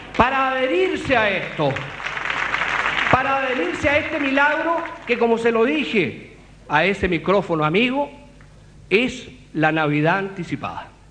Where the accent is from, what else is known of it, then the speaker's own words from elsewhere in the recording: Temuco, Araucanía, Chile; Temuco, mi tierra